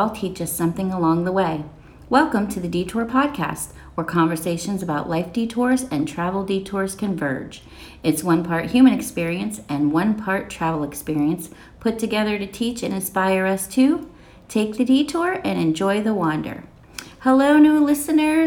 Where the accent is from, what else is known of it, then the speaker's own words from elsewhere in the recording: Pittsburgh, Pennsylvania, United States; accent: Pittsburgh; moved away; also born or lived in Kentucky; I'm from Pittsburgh, which there's definitely a Pittsburgh accent